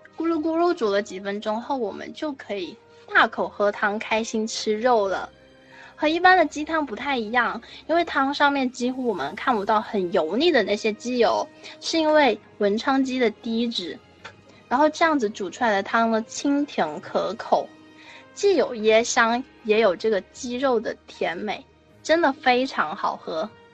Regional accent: Hainan, China; 我们海南人呢，其实都很喜欢吃鸡

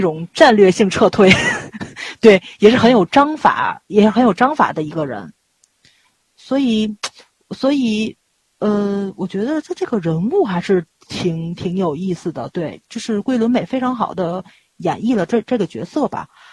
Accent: China; 咱们中国这边开过公司

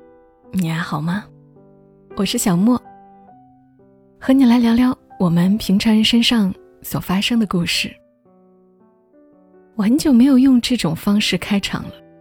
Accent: Gongzhuling, Jilin, China; 我老家的县城叫公主岭，长春边上的小地方。

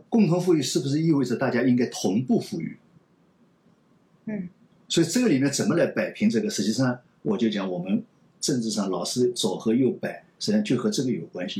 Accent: China; 我们中国人

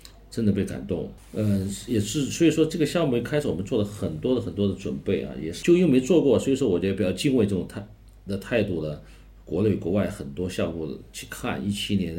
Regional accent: Chongqing, China; 按照我们重庆自身本身也应该也有这么好的。东西出来能展现重庆，展现我们重庆人，嗯，所以这个它也有一个情怀在里面

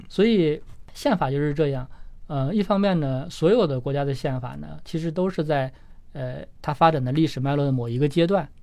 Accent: China; 我们中国人

